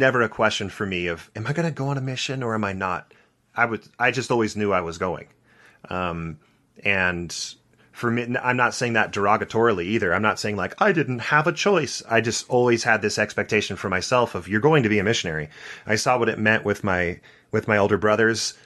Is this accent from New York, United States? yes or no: no; Santa Barbara, California, United States; So I grew up in Santa Barbara, California